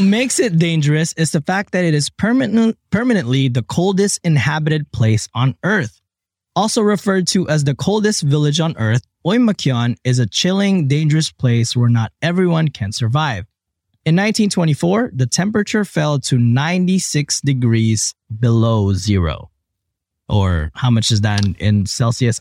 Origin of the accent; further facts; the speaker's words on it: Philippines; I was born in the Philippines